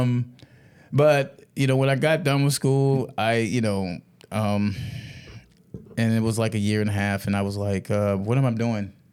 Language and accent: English; Georgetown, South Carolina, United States; I grew up in, um, a little small, small park, uh, part in Georgetown, South Carolina